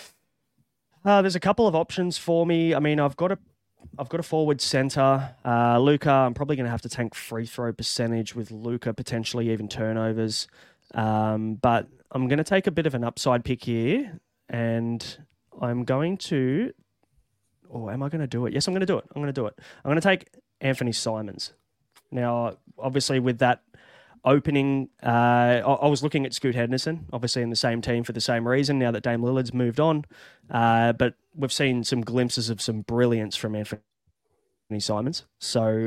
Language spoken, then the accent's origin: English; Australia; As an Australian